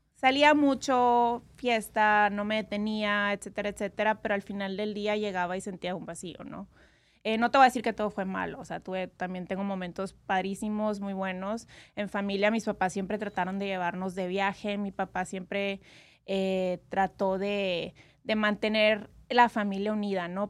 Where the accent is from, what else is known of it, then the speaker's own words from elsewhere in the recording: Hermosillo, Sonora, Mexico; now in Las Vegas, United States; Yo soy de Sonora, México. Hermosillo.